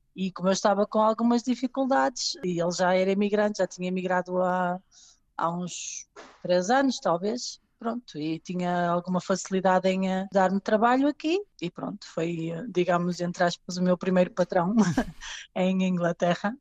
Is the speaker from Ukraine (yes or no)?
no; Portugal; moved away as an adult; now in England, United Kingdom; sou portuguesa